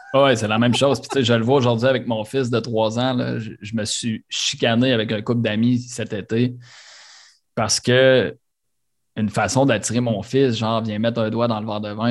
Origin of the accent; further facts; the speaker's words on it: Quebec City, Quebec, Canada; also born or lived in Sainte-Brigitte-de-Laval; On a grandi euh, deux, trois rues, une à côté de l'autre, sur le plateau à Charlebourg